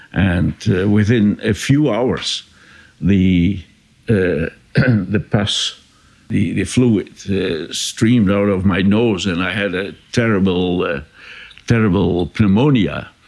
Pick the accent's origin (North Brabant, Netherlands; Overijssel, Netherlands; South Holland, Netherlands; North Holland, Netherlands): Overijssel, Netherlands; Enschede; born there; English is a second language; And I was born in the Catholic hospital in Enschede, in the eastern part of the country.